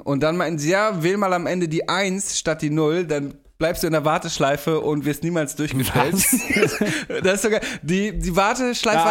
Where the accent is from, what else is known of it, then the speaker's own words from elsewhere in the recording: Steinfeld, Lower Saxony, Germany; meinem Nachbarort, in meiner Heimat in Steinfeld